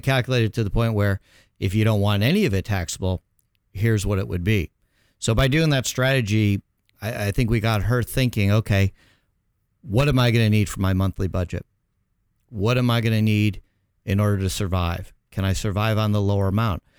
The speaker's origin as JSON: {"language": "English", "town": "Chicago", "region": "Illinois", "country": "United States", "tie": "born or raised there", "moved": "as an adult", "lives_now": "Orange County, United States", "said": "born and raised in Chicago"}